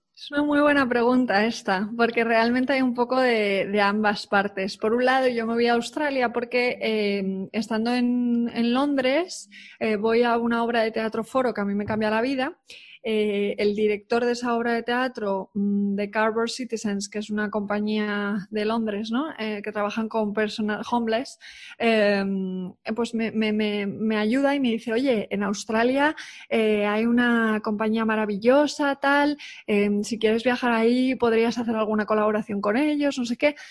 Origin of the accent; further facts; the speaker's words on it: Spain; also born or lived in United Kingdom; yo soy muy española